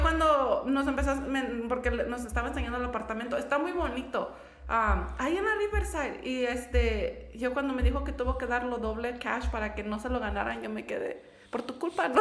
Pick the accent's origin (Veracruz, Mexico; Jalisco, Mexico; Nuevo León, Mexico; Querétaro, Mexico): Querétaro, Mexico; moved away; yo vengo de, yo soy de Querétaro